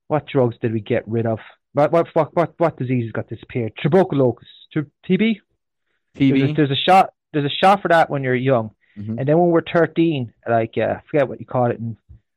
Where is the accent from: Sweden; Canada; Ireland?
Ireland; moved away; also born or lived in Australia; I'm raised Irish, but I'm international